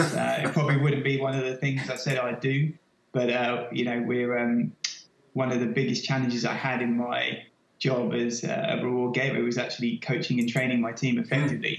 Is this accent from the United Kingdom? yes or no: yes; London, United Kingdom; moved away as an adult; also born or lived in Sydney / New York; now in Boston, United States; I'm obviously from lived and worked in London all my life. I guess I'm honorary American now. I've been there 4 years